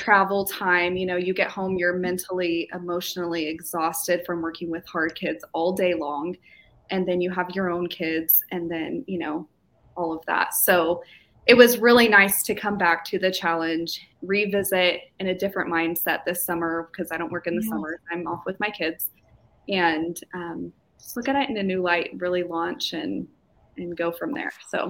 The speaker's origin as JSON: {"language": "English", "region": "Kansas", "country": "United States", "tie": "born or raised there", "said": "Kansas, actually."}